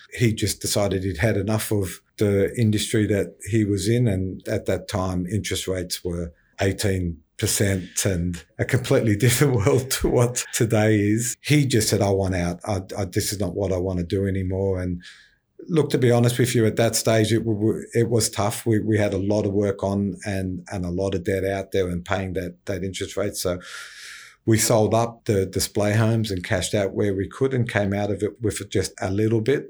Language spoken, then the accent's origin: English; Cronulla, New South Wales, Australia; also born or lived in Sylvania; Born and bred in the Sutherland Shire and grew up in Sylvania and moved to Cronulla